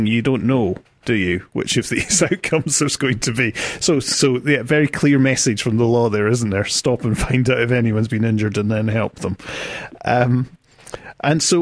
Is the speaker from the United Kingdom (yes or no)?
yes; United Kingdom; moved away; I come from Britain